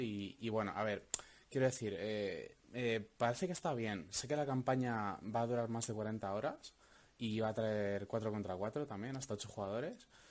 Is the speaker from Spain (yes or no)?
yes; Valladolid, Castile and León, Spain; soy de Valladolid.